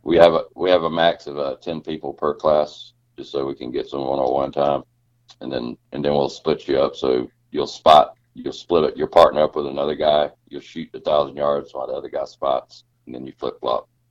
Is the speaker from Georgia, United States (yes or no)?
yes; Georgia, United States; I grew up in Georgia